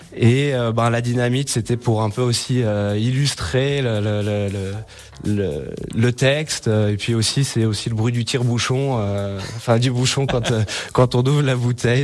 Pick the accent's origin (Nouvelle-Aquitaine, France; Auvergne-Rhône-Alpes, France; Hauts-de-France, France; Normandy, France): Auvergne-Rhône-Alpes, France; Méribel; moved away; also born or lived in Frangy, Haute-Savoie; je suis originaire de, de de Méribel